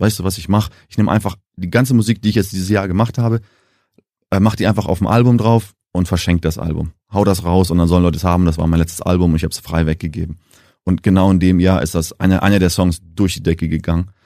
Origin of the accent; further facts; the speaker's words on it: Namibia; accent: Nam-Deutsch; first language German; moved away as an adult; now in Germany; ich bin jetzt die fünfte Generation in Namibia, geboren, aufgewachsen